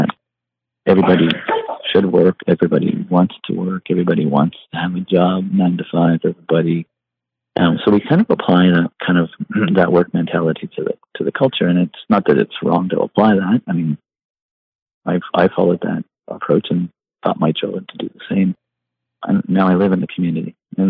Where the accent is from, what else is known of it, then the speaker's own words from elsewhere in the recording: Vermont, United States; I came from Vermont, as you know, and so I was dealing with some of the science communities